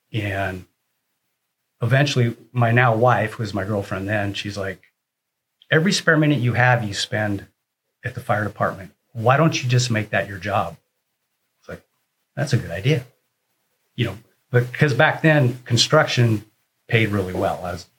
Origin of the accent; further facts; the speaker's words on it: Oregon, United States; moved away as an adult; now in Arizona, United States; I was born and raised in Oregon. I never liked the weather, so I packed up and came to Arizona, sight unseen, never been here.